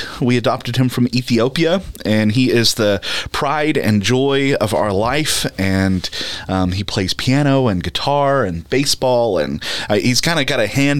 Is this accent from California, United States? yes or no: no; Texas, United States; moved away as an adult; now in Owensboro, United States; I'm originally from Texas and made my way up to the beautiful state of Kentucky for seminary.